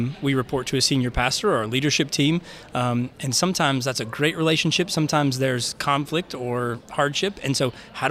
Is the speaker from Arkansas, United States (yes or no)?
yes; Little Rock, Arkansas, United States; moved away; born and raised in Little Rock